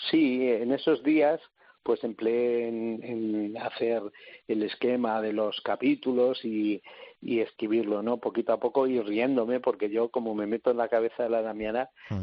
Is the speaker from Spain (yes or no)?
yes; Salamanca, Castile and León, Spain; yo soy de Salamanca